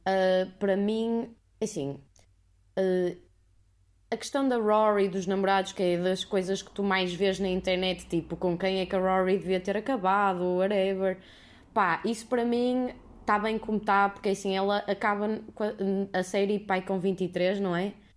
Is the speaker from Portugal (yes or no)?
yes; Porto, Norte, Portugal; sou do Porto